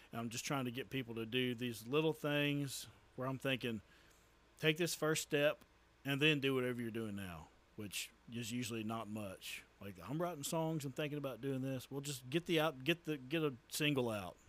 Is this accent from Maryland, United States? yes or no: no; Tyler, Texas, United States; moved away as an adult; also born or lived in Price, Texas / Henderson, Texas; now in Crandall, United States; I'm from the Tyler area.